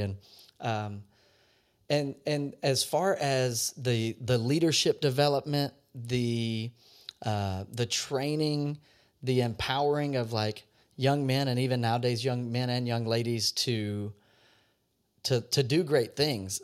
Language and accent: English; Louisiana, United States; I grew up in Louisiana